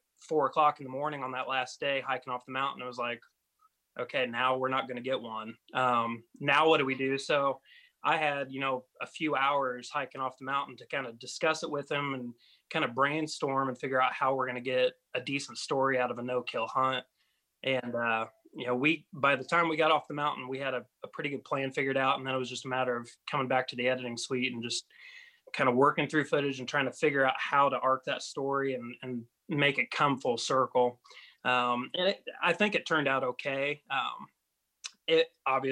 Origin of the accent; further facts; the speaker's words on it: West Central Indiana, United States; I'm from West Central Indiana